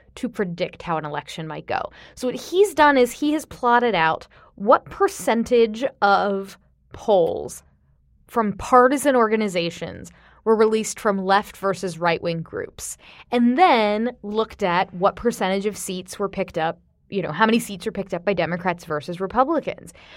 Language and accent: English; Florida, United States; moved away; my home state of Florida